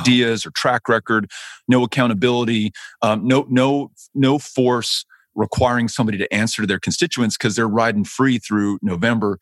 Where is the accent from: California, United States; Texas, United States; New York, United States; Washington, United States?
Texas, United States; El Paso; El Paso, my hometown